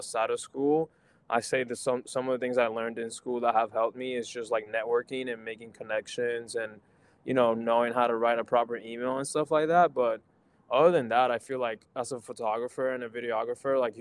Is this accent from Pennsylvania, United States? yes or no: no; Florida, United States; also born or lived in Puerto Rico; now in Baltimore, United States; growing up in Florida